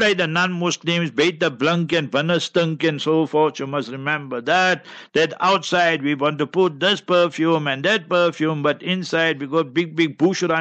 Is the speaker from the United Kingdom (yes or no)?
no; Heidelberg, Gauteng, South Africa; also born or lived in Karachi; I will be in Heidelberg, my hometown